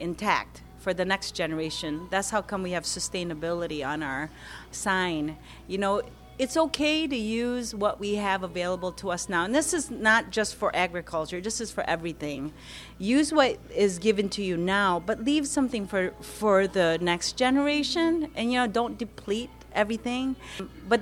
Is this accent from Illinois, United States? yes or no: no; Lansing, Michigan, United States; also born or lived in Philippines; I grew up here in Old Town, just down here on Turner Street. Moved here from the Philippines in 1972. And then in 1981, I graduated from high school here at Eastern High School.